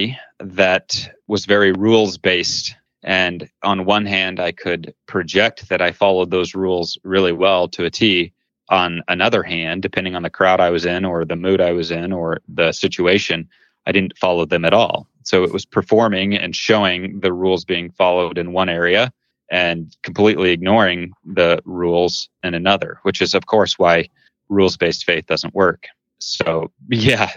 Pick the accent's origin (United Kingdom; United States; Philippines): United States; Central Illinois; I grew up in Central Illinois and in a family of seven children